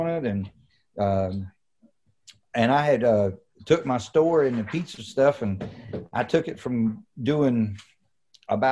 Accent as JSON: {"language": "English", "town": "Roxboro", "region": "North Carolina", "country": "United States", "tie": "born or raised there", "said": "get home to Roxborough, which is an hour and a half away"}